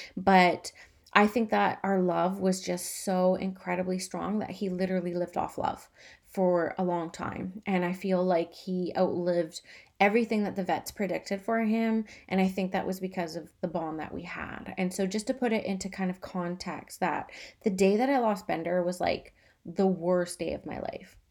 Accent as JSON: {"language": "English", "country": "Canada", "said": "I'm Canadian."}